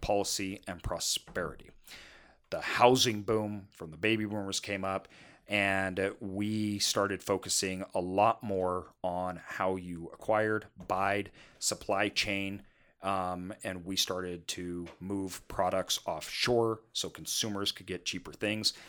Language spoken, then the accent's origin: English; United States